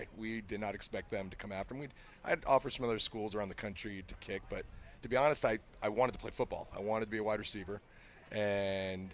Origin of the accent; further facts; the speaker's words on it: Phoenix, Arizona, United States; moved away as an adult; I'm from Phoenix